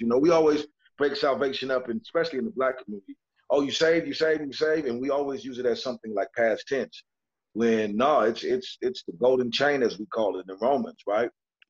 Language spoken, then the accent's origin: English; California, United States; You know, I'm from California, still live here.